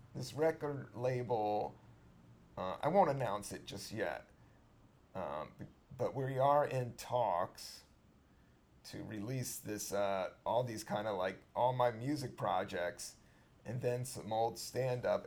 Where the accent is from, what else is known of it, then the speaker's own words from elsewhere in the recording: Virginia, United States; I'm from Virginia